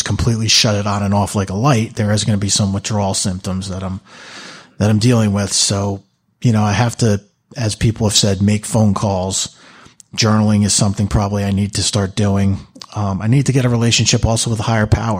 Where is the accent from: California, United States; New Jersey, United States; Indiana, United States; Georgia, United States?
New Jersey, United States; Manalapan; I'm from Manalapan, New Jersey.